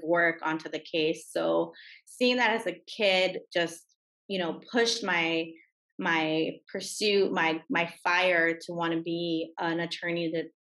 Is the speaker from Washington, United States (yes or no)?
no; Los Angeles, California, United States; I was raised in California, in Los Angeles.